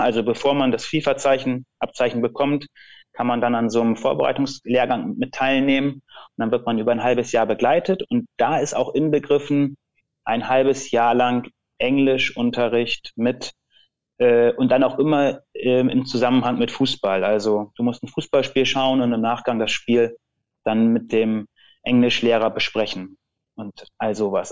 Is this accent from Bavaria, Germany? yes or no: no; Lüneburg district, Lower Saxony, Germany; ich komme ja aus dem Bezirk Lüneburg